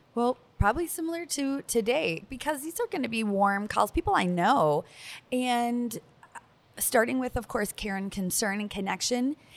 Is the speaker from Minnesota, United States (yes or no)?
yes; Minnesota, United States; like forty-five minutes from my hometown